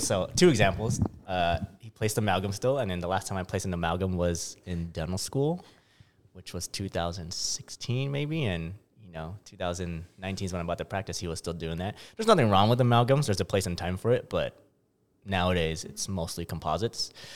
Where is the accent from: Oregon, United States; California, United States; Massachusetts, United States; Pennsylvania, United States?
California, United States; San Diego; I'm from San Diego